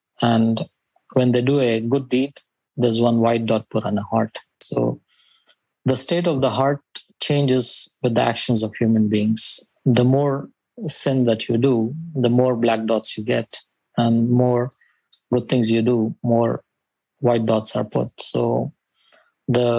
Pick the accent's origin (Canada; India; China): India; moved away as an adult; also born or lived in Saudi Arabia; now in Dubai, United Arab Emirates; I'm from India. And I've been living in Dubai for almost 15 years now